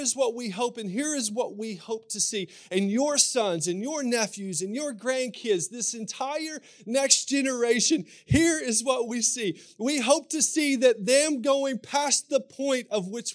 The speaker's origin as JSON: {"language": "English", "region": "Kentucky", "country": "United States", "accent": "Kentucky", "said": "with my Kentucky accent"}